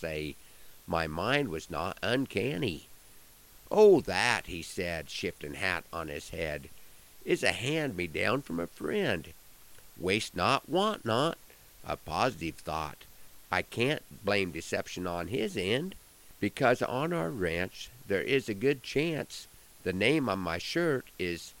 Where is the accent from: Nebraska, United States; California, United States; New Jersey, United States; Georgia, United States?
Nebraska, United States; Broken Bow; my hometown on Saturday night at the Nebraska State FFA Alumni Convention held in Broken Bow